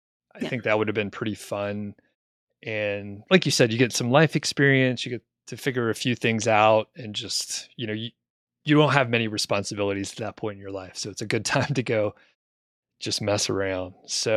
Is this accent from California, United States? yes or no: no; Atlanta, Georgia, United States; And I was from the Atlanta area, which grew a lot of residential, a lot of commercial.